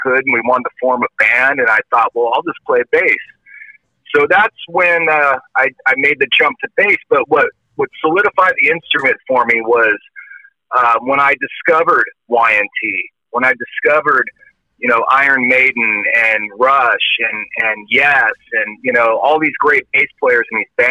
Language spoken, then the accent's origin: English; San Jose, California, United States; I'm from San Jose, born and raised